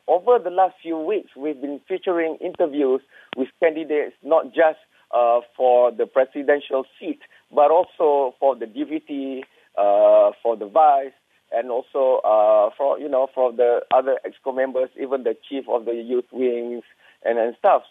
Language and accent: English; Perlis, Malaysia; my hometown or Kampung in Perlis